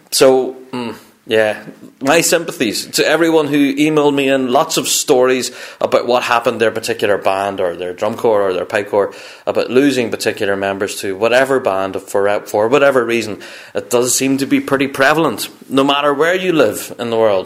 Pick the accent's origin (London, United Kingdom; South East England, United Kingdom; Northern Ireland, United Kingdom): Northern Ireland, United Kingdom; I'm kind of from Northern Ireland